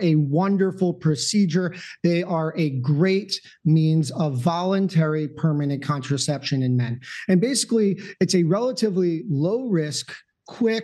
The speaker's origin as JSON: {"language": "English", "region": "New Jersey", "country": "United States", "tie": "born or raised there", "said": "I grew up in North Jersey"}